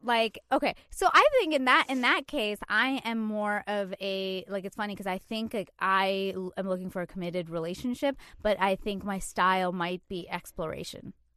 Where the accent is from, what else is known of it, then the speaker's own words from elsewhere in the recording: Canada; moved away as an adult; now in New York, United States; I'm Canadian, and when I first moved here